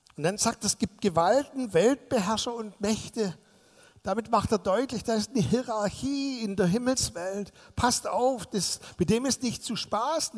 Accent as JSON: {"language": "German", "area": "Swabia", "region": "Baden-Württemberg", "country": "Germany", "said": "ich bin als Schwabe"}